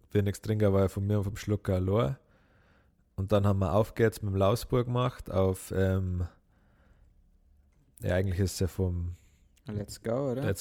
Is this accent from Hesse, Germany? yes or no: no; Bavaria, Germany; das war so eine Party in, in Schaftlach, das ist auch das Nachbardorf, wo ich herkomme.